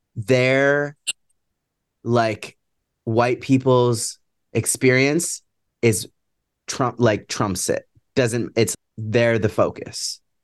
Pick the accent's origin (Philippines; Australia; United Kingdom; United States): United States; Seattle, Washington; I'm from Seattle